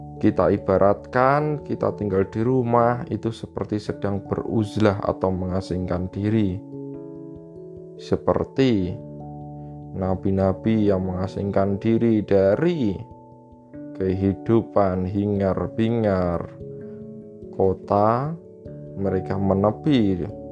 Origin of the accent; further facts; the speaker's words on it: Java, Indonesia; Kita orang Jawa